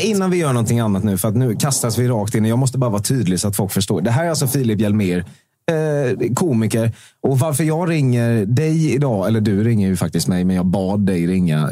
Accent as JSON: {"language": "Swedish", "region": "Småland", "country": "Sweden", "said": "jag är också från Småland"}